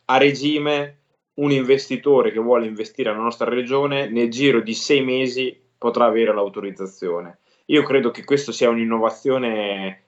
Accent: Fano, Marche, Italy; siamo sulla costa, sul mare a Fano, quindi io sono di Fano

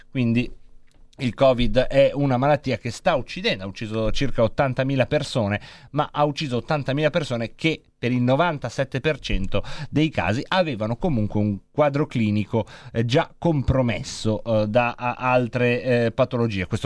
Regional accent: Bologna, Emilia-Romagna, Italy; I legnanesi li adoro anche se sono di Bologna

